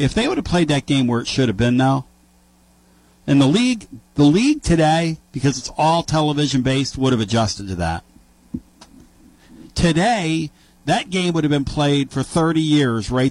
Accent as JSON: {"language": "English", "region": "Northeast", "country": "United States", "tie": "born or raised there", "moved": "yes", "said": "I grew up in the Northeast"}